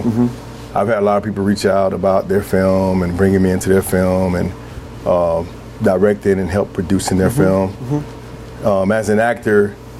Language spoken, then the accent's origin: English; Atlanta, Georgia, United States; now in Portland, United States; Because I grew up down South, mm-hmm. I grew up in Atlanta